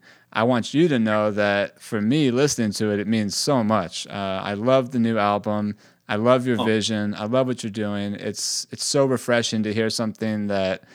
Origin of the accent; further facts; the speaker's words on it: the Bay Area, California, United States; I grew up in the Bay Area